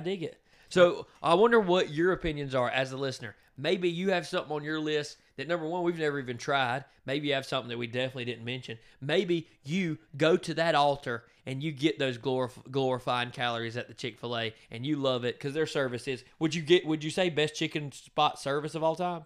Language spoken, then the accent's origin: English; Donalsonville, Georgia, United States; I'm from Donaldsonville, Georgia.